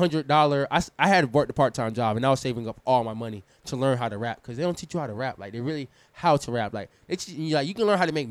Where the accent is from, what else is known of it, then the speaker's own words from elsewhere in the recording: New York, United States; I'm from New York. I know how to hustle.